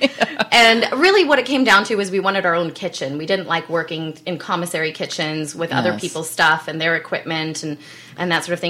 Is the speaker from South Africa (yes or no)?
yes; South Africa; accent: South African; now in United States; So I'm originally born and raised in South Africa. I actually have an accent that switches back and forth between my American and my South African. So I was born and raised there